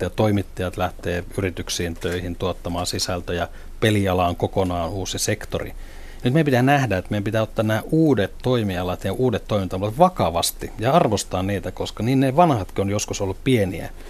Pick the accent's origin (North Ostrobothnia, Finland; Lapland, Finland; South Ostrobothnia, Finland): North Ostrobothnia, Finland; Oulu; olen alun perin oululainen ja, ja näin sen, voisi sanoa, Nokian suuruuden Oulussa